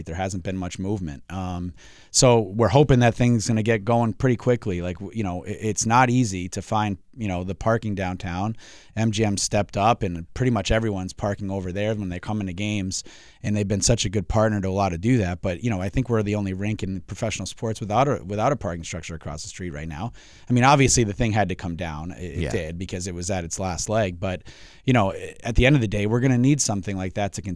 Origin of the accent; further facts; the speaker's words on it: Springfield, Massachusetts, United States; I was born and raised in Springfield, went to Cathedral